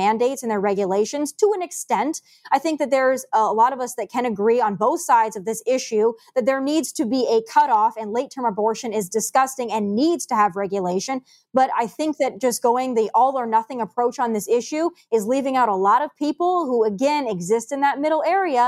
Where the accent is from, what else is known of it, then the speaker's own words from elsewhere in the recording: South Dakota, United States; moved away; I am from South Dakota and my entire family lives in South Dakota.